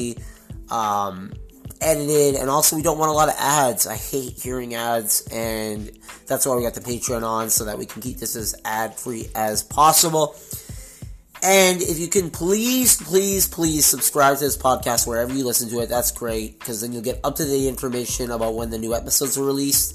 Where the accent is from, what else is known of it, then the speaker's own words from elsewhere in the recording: Montreal, Quebec, Canada; moved away as an adult; now in Toronto, Canada; born and raised in beautiful Montreal, Quebec.